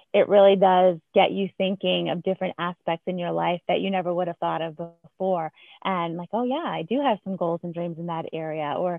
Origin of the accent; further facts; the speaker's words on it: New England, United States; I'm originally from New England